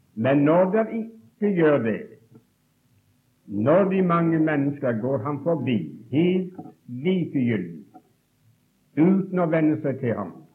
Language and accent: Norwegian; Åkrehamn, Rogaland, Norway; also born or lived in Bergen; Gud besøkte oss hjemme i Åkrahamn